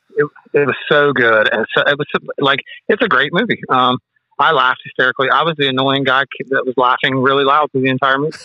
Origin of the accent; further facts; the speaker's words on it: West Virginia, United States; I'm from West Virginia